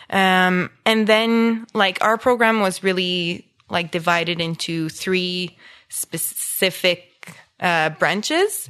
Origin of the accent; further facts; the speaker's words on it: Embrun, Ontario, Canada; English is a second language; also born or lived in Orleans, Ottawa; I grew up in Embrun, which is a small, uh, French village, uh, east, southeast of Ottawa